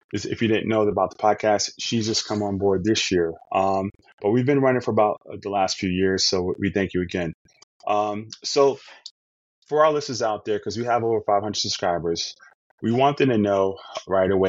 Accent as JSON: {"language": "English", "town": "New York City", "region": "New York", "country": "United States", "said": "I'm from New York"}